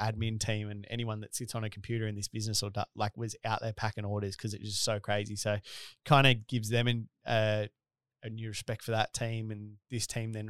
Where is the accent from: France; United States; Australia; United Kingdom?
Australia; accent: Bogan; I always say it's my Bogan accent.